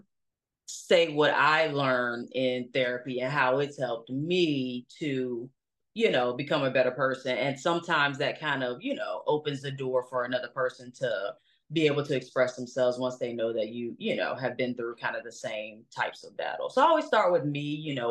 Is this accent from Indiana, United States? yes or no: no; Norfolk, Virginia, United States; moved away as an adult; now in Atlanta, United States; I was raised in Norfolk, Virginia